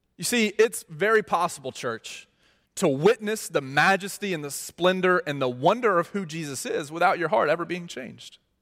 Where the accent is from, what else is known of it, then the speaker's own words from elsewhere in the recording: Mississippi, United States; moved away; I'm from Mississippi